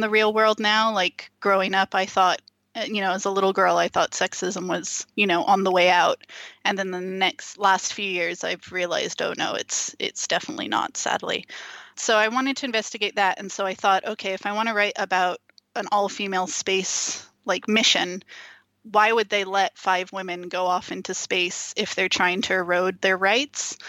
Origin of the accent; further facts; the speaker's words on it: East Bay, California, United States; moved away as an adult; now in Scotland, United Kingdom; I grew up in the East Bay area, so across the Bay Bridge from San Francisco